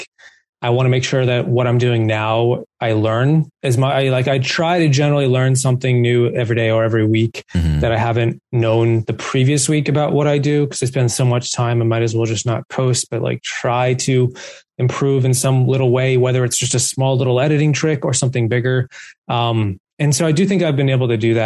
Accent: East Coast, United States; growing up on the East Coast

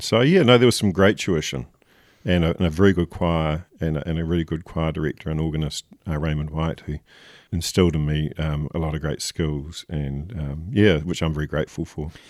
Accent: Nelson, New Zealand; growing up in Nelson

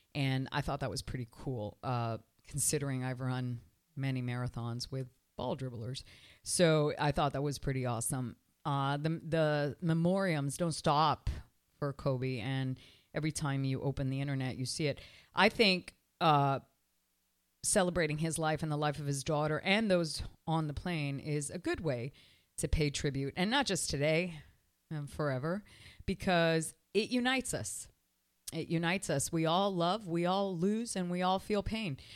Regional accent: Canada; now in Miami, United States; I was raised in Canada

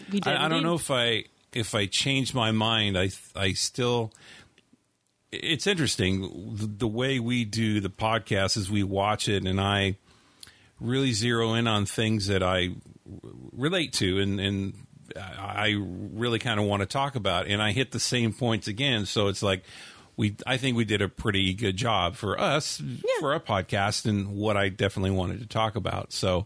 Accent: San Bernardino, California, United States; from the massacre in San Bernardino, my hometown. And it's kind of really surreal having the world look at a street and a town that I drove around and drove down for years.

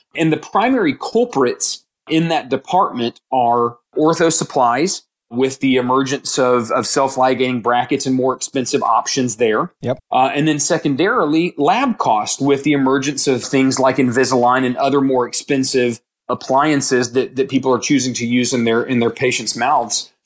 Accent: Houston, Texas, United States; now in Dallas, United States; I grew up in Houston

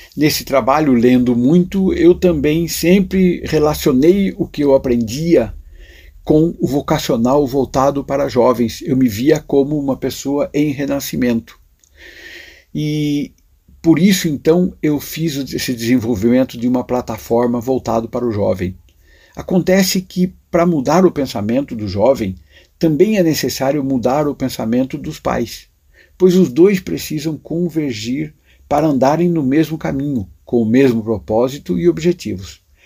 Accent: Buri, São Paulo, Brazil; Na primeira passagem eu tinha oito anos, vivia na cidade de Buri, onde nasci.

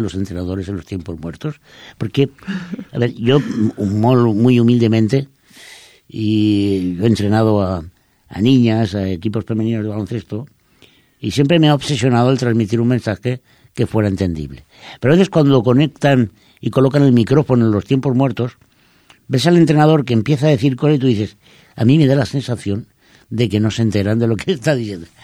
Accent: Spain; los eh, españoles

